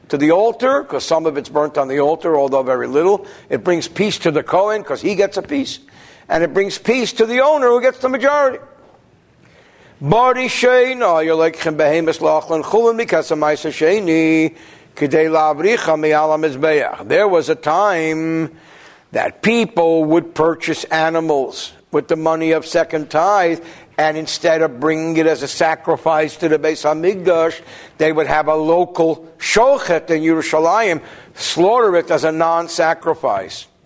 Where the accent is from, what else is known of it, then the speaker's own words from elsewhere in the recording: New Jersey, United States; So what do I know? I'm from New Jersey.